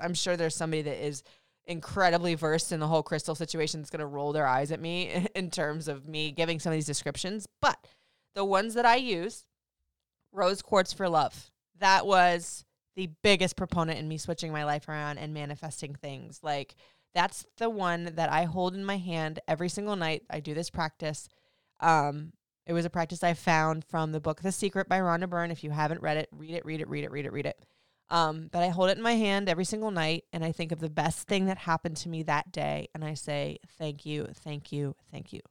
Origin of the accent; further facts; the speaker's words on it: Florida, United States; I grew up in Florida